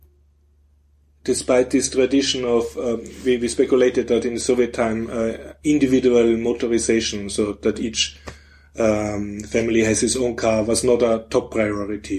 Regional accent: Vienna, Austria; I'm from Vienna

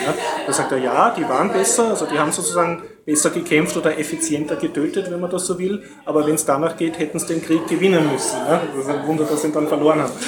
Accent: Austria; mir als Österreicher

